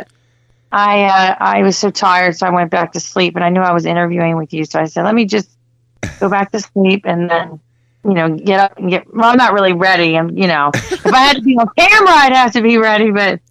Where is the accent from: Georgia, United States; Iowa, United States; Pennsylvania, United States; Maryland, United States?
Maryland, United States; Hagerstown; moved away; also born or lived in South Florida; I was born in Hagerstown, Maryland, which is it's Western Maryland. It's near Washington, D.C., about an hour and a half to 2 hours outside of D.C.